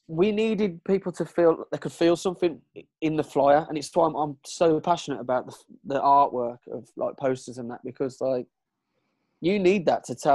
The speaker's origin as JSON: {"language": "English", "town": "Birmingham", "region": "West Midlands", "country": "United Kingdom", "said": "we're from we're from Brum"}